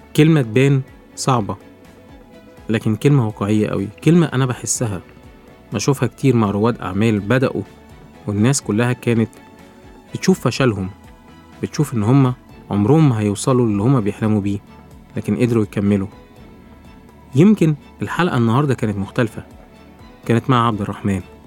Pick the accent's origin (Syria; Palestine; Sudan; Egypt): Egypt; نفخر إن إحنا كمصريين